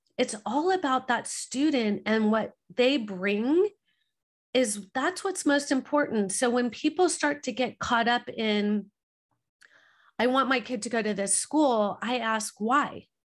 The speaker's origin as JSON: {"language": "English", "region": "Southern California", "country": "United States", "said": "We're from Southern California."}